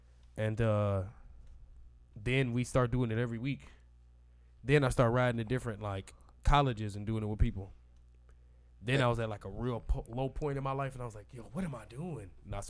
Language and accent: English; Gary, Indiana, United States; moved away; growing up in Gary